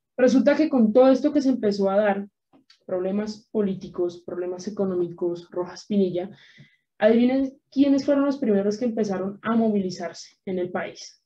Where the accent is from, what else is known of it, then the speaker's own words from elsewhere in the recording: Colombia; los que somos colombianos